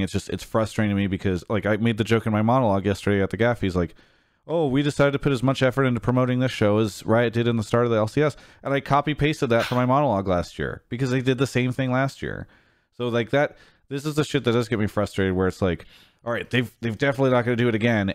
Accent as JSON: {"language": "English", "town": "San Diego", "region": "California", "country": "United States", "said": "I'm from that area"}